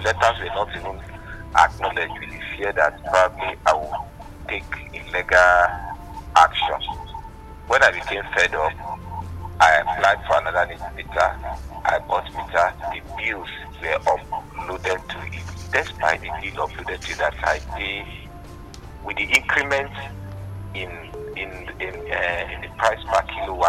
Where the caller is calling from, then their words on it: Abuja, Federal Capital Territory, Nigeria; I'm calling from Kurubi in Abuja.